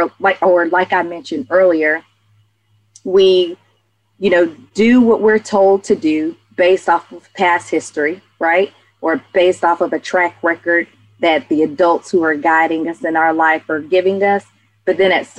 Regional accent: Atlanta, Georgia, United States; growing up in Atlanta, I'm the youngest of four siblings.

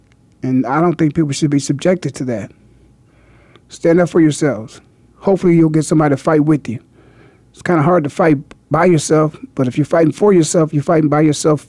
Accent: Canton, Ohio, United States; I was a 17-year-old kid in high school, and I was being recruited by Woody Hayes in my hometown of Canton, Ohio.

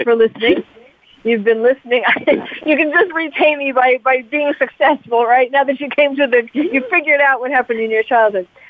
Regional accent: New York City, New York, United States; I'm from New York also

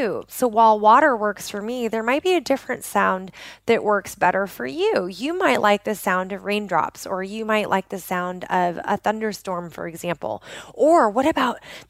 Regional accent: just outside of Portland, Oregon, United States; born or raised there

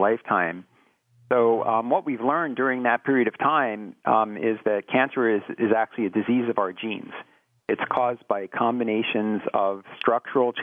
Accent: Philadelphia area, New Jersey, United States; moved away; I grew up in New Jersey, and in the Philadelphia area in New Jersey.

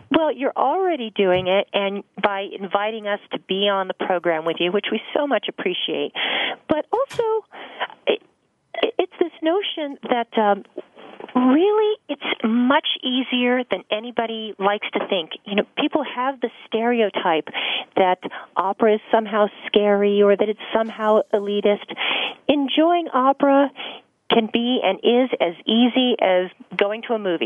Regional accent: Los Angeles, California, United States; I grew up here in Los Angeles

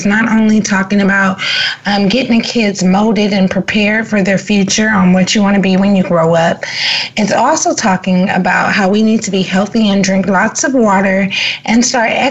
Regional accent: Los Angeles, California, United States; I'm from South Central LA, and I didn't have a Whole Foods in my neighborhood

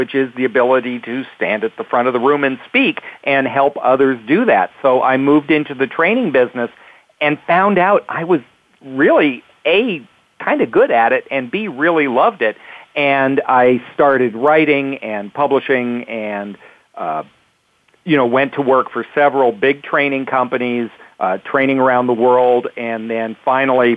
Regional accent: Canada; moved away as an adult; also born or lived in Toronto, Canada / Los Angeles, United States; Growing up in Canada, a kid in Canada

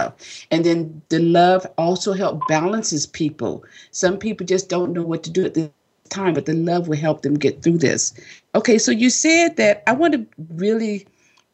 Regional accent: Orlando, Florida, United States; I'm also from Florida in the Orlando area

